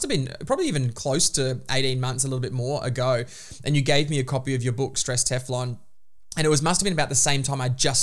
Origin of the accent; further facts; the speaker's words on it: Queensland, Australia; I'm a fellow Queenslander right here.